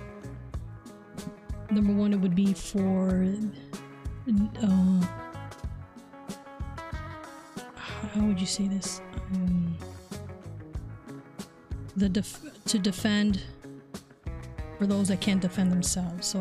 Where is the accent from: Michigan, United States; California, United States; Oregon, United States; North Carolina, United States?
Michigan, United States; Detroit; also born or lived in Chicago, Illinois; I was born over in Chicago, but basically I was Detroit raised